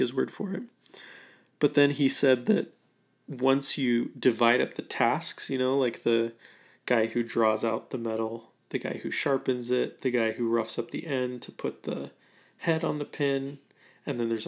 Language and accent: English; Idaho, United States; I'm from Idaho